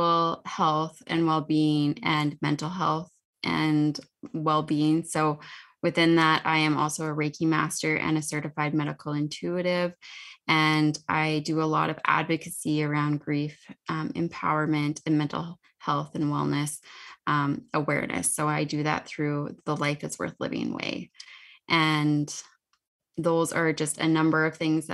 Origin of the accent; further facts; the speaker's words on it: Saskatoon, Saskatchewan, Canada; I am from Saskatoon, Saskatchewan. So I live not too far away from Meg